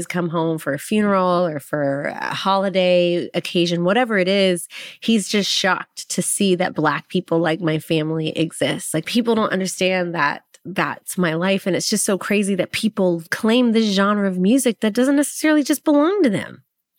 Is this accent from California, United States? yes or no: no; Waco, Texas, United States; also born or lived in Los Angeles; now in Nashville, United States; Well, growing up in Waco, Texas, like people don't really understand, like Black people are country.